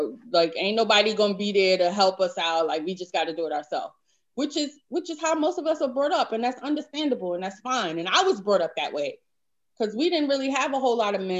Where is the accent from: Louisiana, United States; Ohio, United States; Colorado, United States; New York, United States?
New York, United States; New York City; Growing up in New York City, Harlem